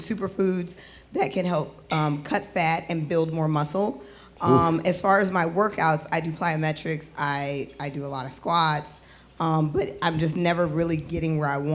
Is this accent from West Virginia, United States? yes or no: no; Michigan, United States; now in Washington, D.C., United States; I live here in D.C., but I'm from Michigan